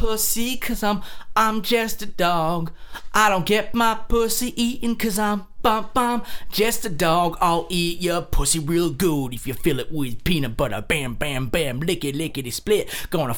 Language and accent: English; Vermont, United States; We come from Vermont, which is a very beer centric state